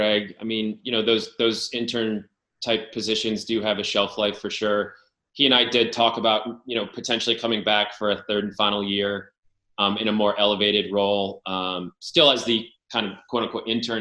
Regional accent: Darien, Connecticut, United States; where I grew up in Darien

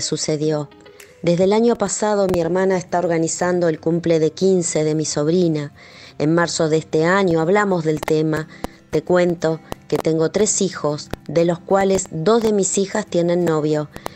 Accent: Argentina; soy de Argentina.

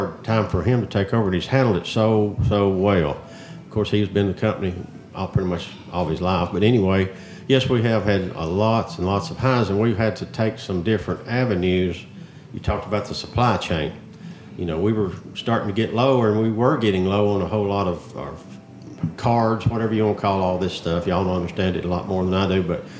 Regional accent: Coffee County, Tennessee, United States; I was born and raised in Coffee County and live in Hillsborough. I've been there all my life

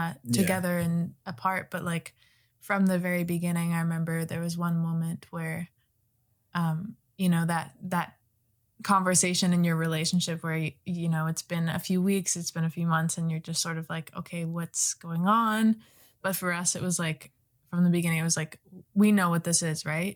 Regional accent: British Columbia, Canada; also born or lived in Boston, United States; I'm Canadian

